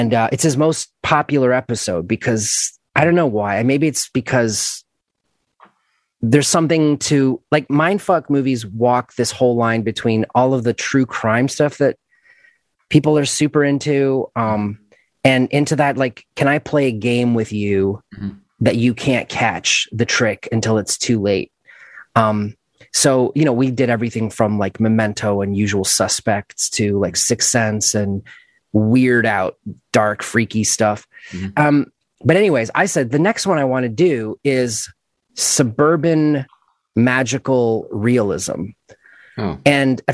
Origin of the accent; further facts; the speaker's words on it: Toronto, Ontario, Canada; moved away as an adult; also born or lived in Mississauga, Ontario; now in Los Angeles, United States; I grew up in Mississauga until I was five. And then I moved to Etobicoke, land of Rio Statics and Doug Ford.